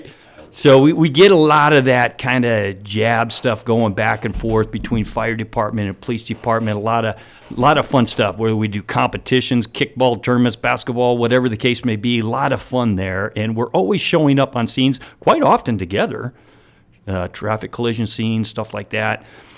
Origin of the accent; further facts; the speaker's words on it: Midwest, United States; Man, I came from the Midwest where man, I didn't have anything like that, you know, fire subscription.